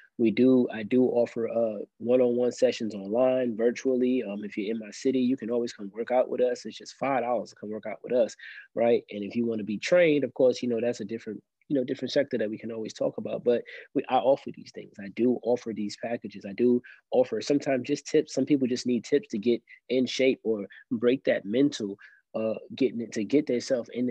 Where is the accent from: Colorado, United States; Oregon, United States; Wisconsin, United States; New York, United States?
New York, United States; New York City; now in Columbia, United States; I'm originally from Brooklyn, New York, but I live in South Carolina, Columbia, South Carolina right now.